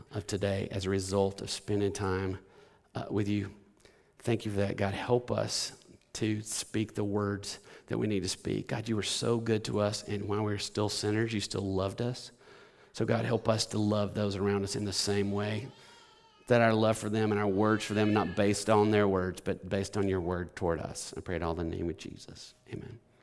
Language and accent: English; Alabama, United States; now in Batesville, United States; I grew up in Alabama